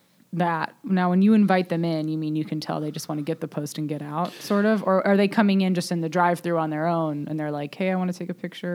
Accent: Cincinnati, Ohio, United States; moved away; I used to just say I was from Ohio, which is weird, because literally everyone knows about Cincinnati

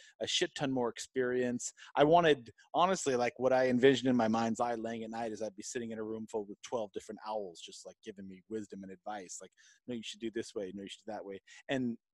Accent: United States; I'm an American businessman in an American economy

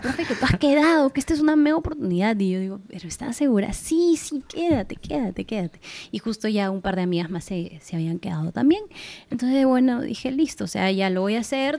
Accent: Peru; also born or lived in Argentina; Como buena peruana que soy

